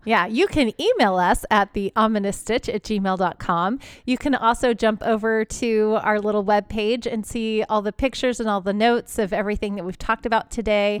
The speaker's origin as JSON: {"language": "English", "town": "Houston", "region": "Texas", "country": "United States", "tie": "born or raised there", "said": "I grew up in an area where it's Texas"}